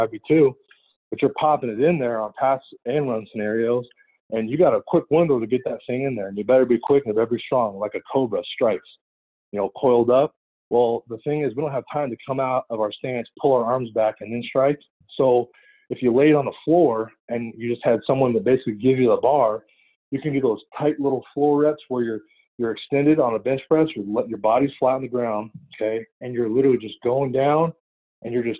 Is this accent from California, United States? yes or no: yes; California, United States; also born or lived in San Francisco / Oregon; driving home from Oregon to California to see my family on breaks